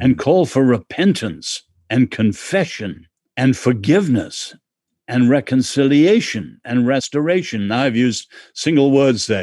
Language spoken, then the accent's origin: English; England, United Kingdom; I'm English